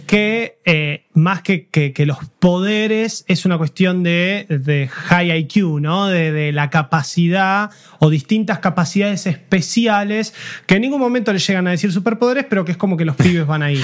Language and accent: Spanish; Argentina; como argentino viviendo